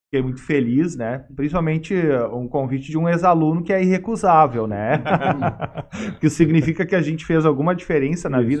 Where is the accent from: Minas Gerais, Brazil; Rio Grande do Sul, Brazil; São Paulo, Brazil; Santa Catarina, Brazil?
Rio Grande do Sul, Brazil; Sapiranga; Sapiranga de novo? Que é a minha cidade natal